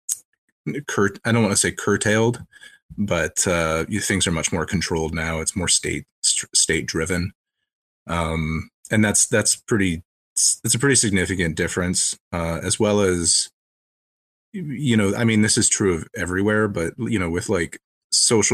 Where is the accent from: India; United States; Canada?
Canada; I'm from Canada as well.